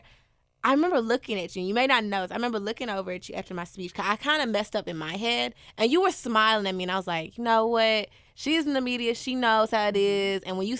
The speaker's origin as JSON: {"language": "English", "town": "Oceanside", "region": "California", "country": "United States", "lives_now": "Memphis, United States", "said": "I'm from Oceanside."}